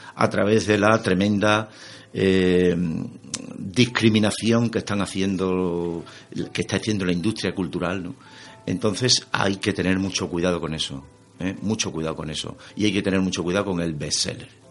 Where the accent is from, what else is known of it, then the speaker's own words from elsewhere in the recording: Extremadura, Spain; lo extremeño, a mí en cierto sentido es algo que me, que me supuso en aquel momento un pequeño lastre